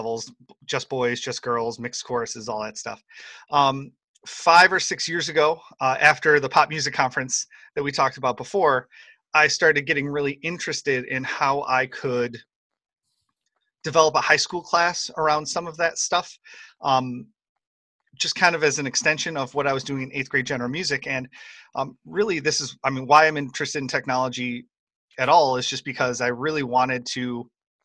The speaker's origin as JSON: {"language": "English", "region": "Western New York", "country": "United States", "said": "I'm from Western New York"}